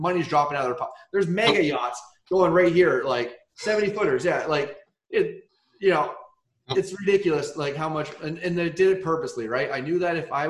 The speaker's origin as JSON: {"language": "English", "region": "Vermont", "country": "United States", "tie": "born or raised there", "moved": "yes", "lives_now": "Florida, United States", "said": "I grew up in Vermont"}